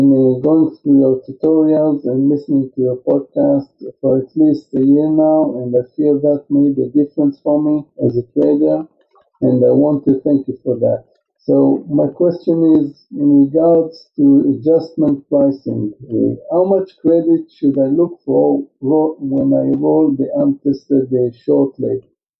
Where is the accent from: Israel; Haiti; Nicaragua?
Israel; I'm from Israel.